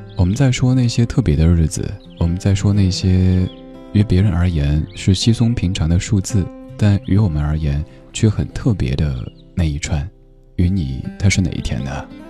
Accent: Chengdu, Sichuan, China; moved away; 我的家乡也在成都，好久没有回成都了，挺想念的

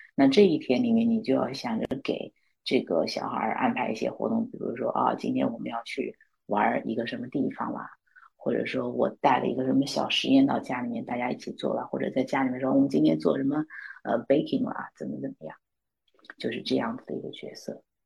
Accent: China; now in New York, United States; 我作为一个中国人

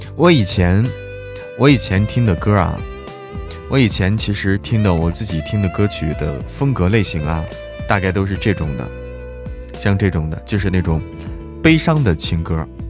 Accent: Zhangjiakou, Hebei, China; 就是我们那儿的，张家口的，我是张家口的嘛

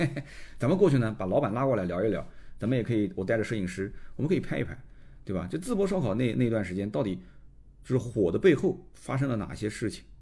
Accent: Nanjing, Jiangsu, China; also born or lived in Shanghai; 我出生其实拿的就是上海户口。那我后来从上海把户口迁回南京

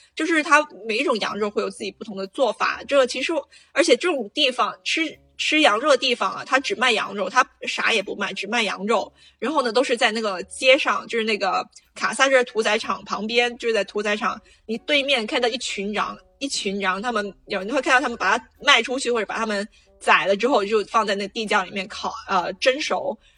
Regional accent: Guangdong, China; moved away as an adult; now in Casablanca, Morocco; 我们广东人

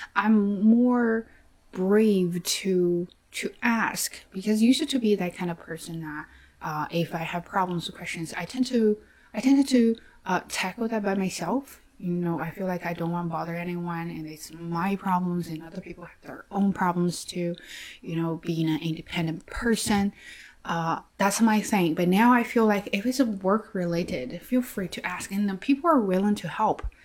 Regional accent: China; English is a second language; i am chinese i have an accent

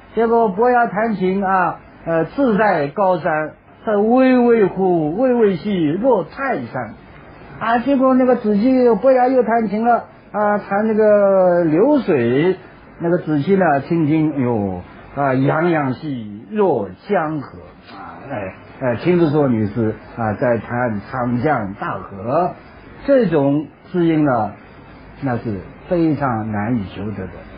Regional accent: China; 说我们中国人的诗呢

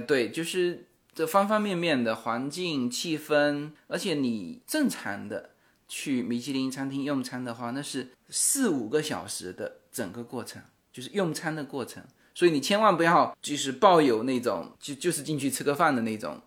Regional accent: China; 我们中国人特别讲究

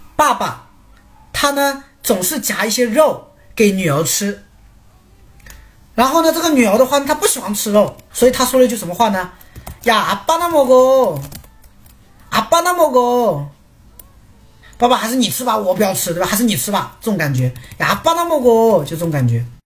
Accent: China; 我们中 国人

